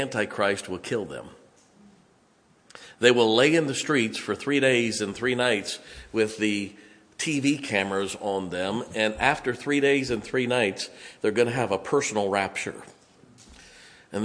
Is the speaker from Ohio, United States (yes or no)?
yes; Ohio, United States; accent: West Virginia; also born or lived in West Virginia; I grew up here, but no, we're from West Virginia.